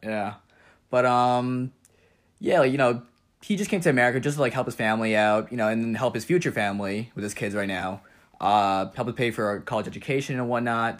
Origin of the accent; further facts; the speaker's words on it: Jericho, New York, United States; growing up on Long Island, eh, it's pretty much like a bubble there